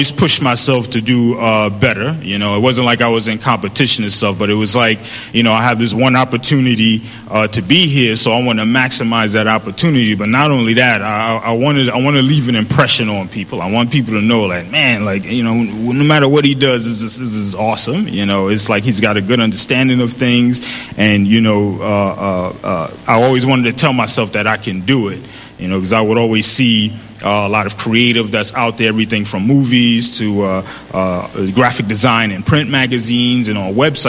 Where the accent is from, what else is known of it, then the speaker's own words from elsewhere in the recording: New York City, New York, United States; growing up in the Bronx